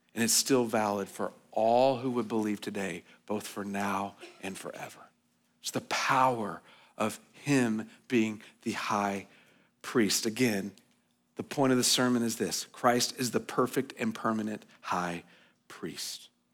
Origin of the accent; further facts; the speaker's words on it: United States; as American citizens